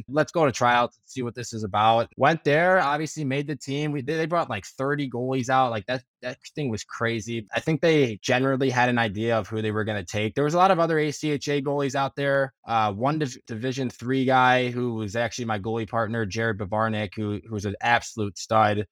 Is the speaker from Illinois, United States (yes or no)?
yes; Highland Park, Illinois, United States; I grew up in Highland Park, Illinois